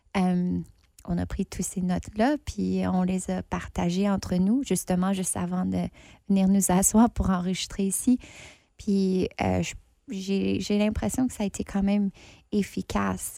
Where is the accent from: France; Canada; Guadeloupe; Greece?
Canada; Ontario; accent: anglophone; now in Winnipeg, Canada; je suis franco-ontarienne. Ça fait longtemps que j'habite pas en Ontario, mais je me trouve maintenant ici à Winnipeg